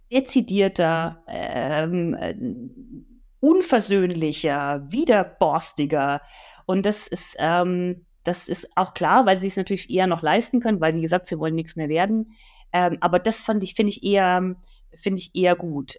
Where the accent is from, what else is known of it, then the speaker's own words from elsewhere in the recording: Nuremberg, Bavaria, Germany; meiner Geburtsstadt Nürnberg